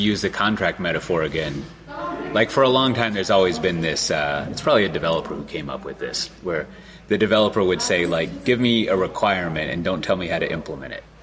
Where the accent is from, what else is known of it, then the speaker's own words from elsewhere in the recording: Austin, Texas, United States; my hometown of Austin, Texas